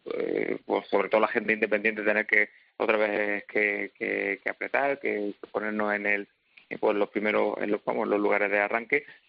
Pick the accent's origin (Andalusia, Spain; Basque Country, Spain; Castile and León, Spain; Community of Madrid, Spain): Andalusia, Spain; Linares; yo nací en Linares